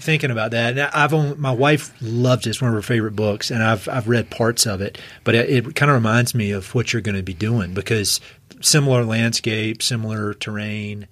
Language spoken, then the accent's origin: English; East Coast, United States; now in Colorado, United States; I was from the East Coast